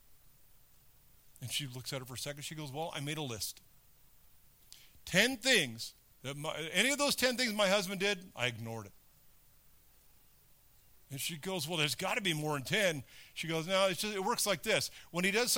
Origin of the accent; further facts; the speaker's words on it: California, United States; moved away; I grew up in California